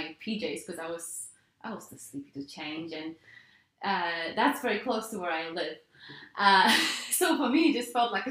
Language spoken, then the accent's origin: English; Poland; moved away as an adult; also born or lived in United Kingdom / Florence, Italy / New York, United States; now in Stockholm, Sweden; Growing up in Poland